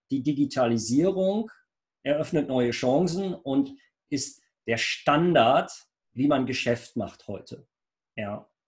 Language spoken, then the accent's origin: German; Rheinberg, North Rhine-Westphalia, Germany; ich komme aus Rheinberg. Wir sind ja praktisch im weitesten Sinne Nachbarn